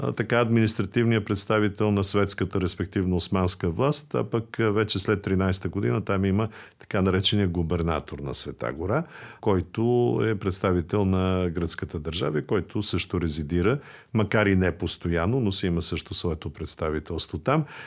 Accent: Bulgaria; на нас, българите

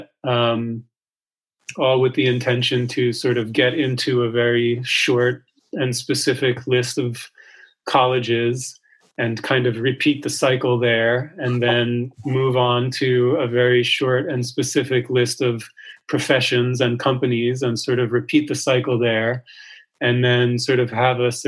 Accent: New York City, New York, United States; I grew up in New York City

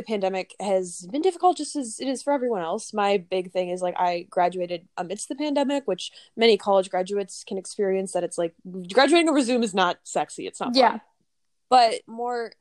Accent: Minnesota, United States; moved away as an adult; now in New York City, United States; I came to the city from Minnesota originally

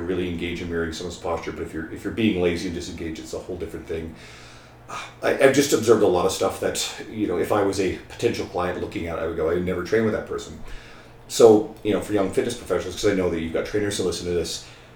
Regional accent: St. John's, Newfoundland and Labrador, Canada; moved away as an adult; now in Edmonton, Canada; I grew up in Newfoundland. St. John's, Newfoundland is home

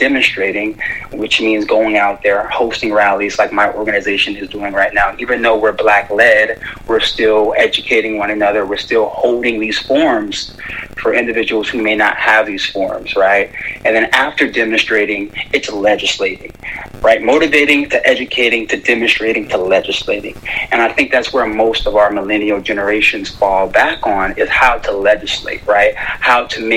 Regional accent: San Jose, California, United States; I grew up in San Jose, California, a really, really huge AAPI community.

